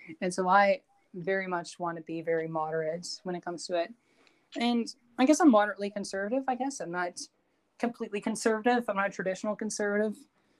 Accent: United Kingdom; I'm British, so I guess that kind of plays a factor.

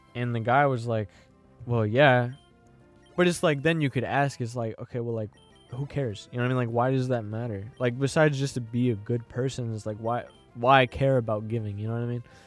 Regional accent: Florissant, Missouri, United States; I'm from Florissant

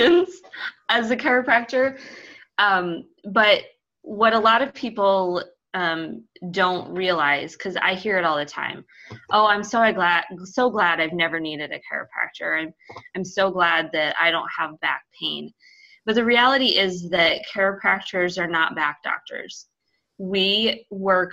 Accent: Iowa, United States; I grew up in Iowa

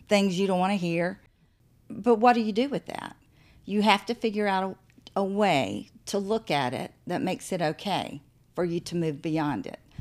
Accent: the South, United States; also born or lived in St. Simons Island, Georgia; I grew up in the South.

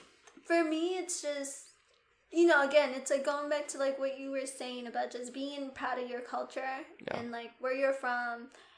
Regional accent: New York City, New York, United States; also born or lived in Guyana / Queens; growing up in New York

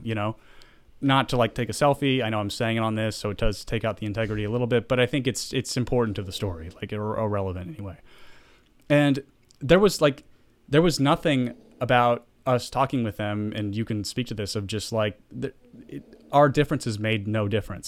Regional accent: the South, United States; moved away; I grew up in the South

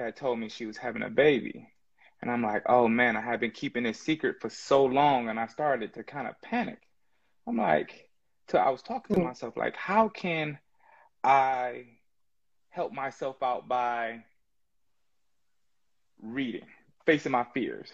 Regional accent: Inkster, Michigan, United States; also born or lived in Detroit, Michigan; I'm from Detroit, Michigan, Inkster, Michigan, born and raised

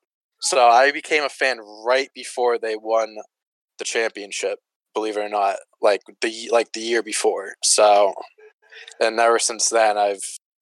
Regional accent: Boston, Massachusetts, United States; I got lucky just growing up in Boston, so it really didn't make my choice hard. I'm 20

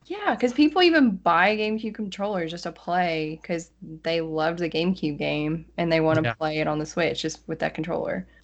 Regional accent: West Tennessee, United States; accent: Southern; also born or lived in Nashville; I'm actually from West Tennessee, and that's like right next to Missouri and Arkansas

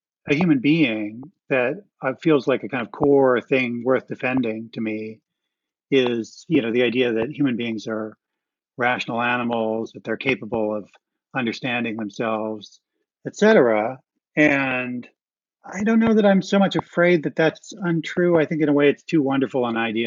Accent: Ohio, United States; I grew up in Ohio.

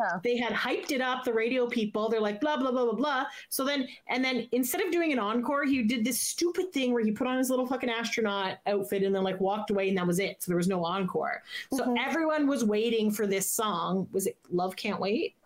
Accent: Canada; As a Canadian

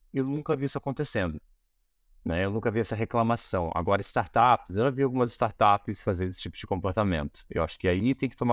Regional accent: Manaus, Amazonas, Brazil; born there; also born or lived in Curitiba / United States; eu nasci em Manaus, né? Eu sempre me senti um alienígena, né? Então, assim, eu sempre fui pra Curitiba. Eu morava em Curitiba, ou nos Estados Unidos, agora eu moro aqui e tal.

